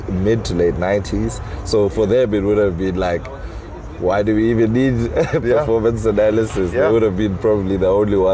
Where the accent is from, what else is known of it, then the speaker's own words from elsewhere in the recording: East London, Eastern Cape, South Africa; being from East London, you know, I'm also from East London, which is great.